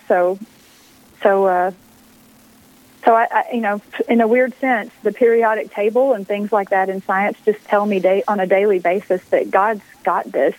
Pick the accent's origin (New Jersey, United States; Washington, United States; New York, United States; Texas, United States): Texas, United States; moved away as an adult; also born or lived in Pennsylvania; I grew up in Texas